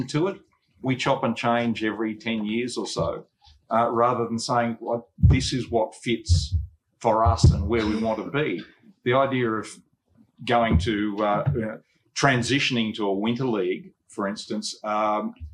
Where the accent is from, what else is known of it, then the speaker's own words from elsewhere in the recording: Sydney, New South Wales, Australia; where I grew up on the Upper North Shore